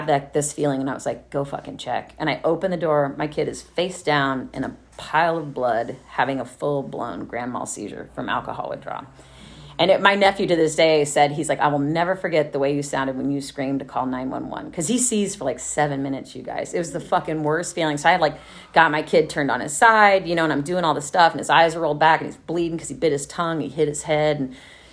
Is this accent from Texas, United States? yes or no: yes; Dallas, Texas, United States; moved away as an adult; also born or lived in Los Angeles, United States / Oakland, United States; now in Austin, United States; where I grew up in Plano and Dallas